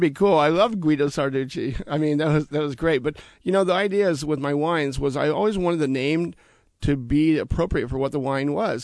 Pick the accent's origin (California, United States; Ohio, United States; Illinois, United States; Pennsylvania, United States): California, United States; Sacramento; also born or lived in Copenhagen, Denmark; now in Walla Walla, United States; I'm originally from Sacramento, California